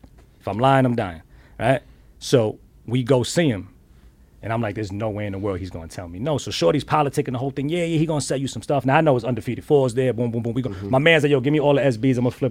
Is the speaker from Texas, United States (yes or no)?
no; Bronx, New York, United States; because I'm from the Bronx and everybody thinks that I'm this crazy arrogant dude, but it's just... It's my upbringing.